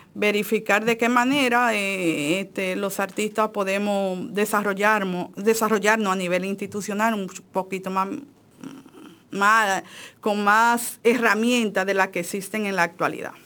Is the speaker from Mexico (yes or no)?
no; Dajabón, Dominican Republic; yo soy de, de Dajabón. Yo tengo un pensamiento norteño